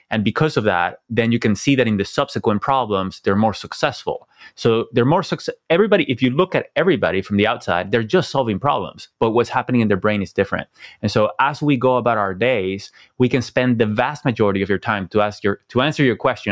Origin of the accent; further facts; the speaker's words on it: Venezuela; moved away; also born or lived in Silicon Valley; I came from Venezuela. I never thought I would live outside Venezuela.